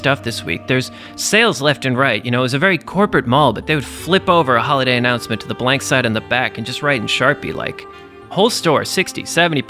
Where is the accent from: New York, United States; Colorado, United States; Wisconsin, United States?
New York, United States; New York City; I'm a New Yorker